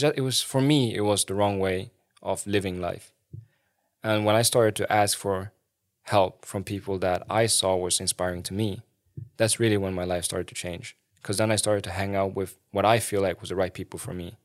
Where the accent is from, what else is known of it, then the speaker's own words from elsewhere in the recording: Sweden; I remember when I was growing up in Sweden